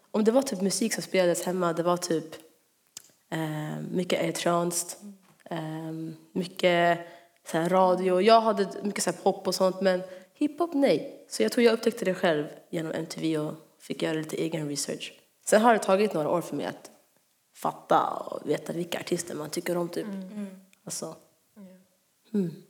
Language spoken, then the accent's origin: Swedish; Örebro, Örebro County, Sweden; Ehm, det här var när vi bodde i Örebro. Vi är från Örebro om ni inte visste det.